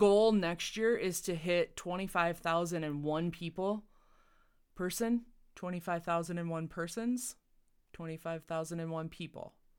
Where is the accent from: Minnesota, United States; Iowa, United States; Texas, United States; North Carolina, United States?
Iowa, United States; Northwest; moved away; I grew up in Northwest Iowa